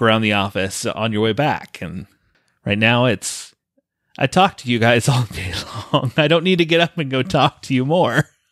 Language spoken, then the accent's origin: English; Colorado, United States; moved away; I grew up in Colorado